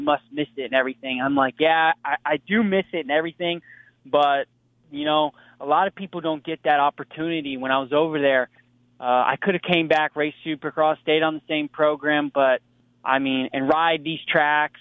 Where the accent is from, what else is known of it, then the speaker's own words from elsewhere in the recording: United States; I'm American